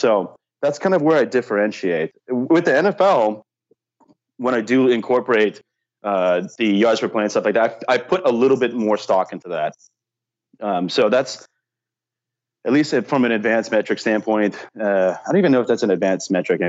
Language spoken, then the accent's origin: English; California, United States; maybe it's just part of me because I'm from Southern California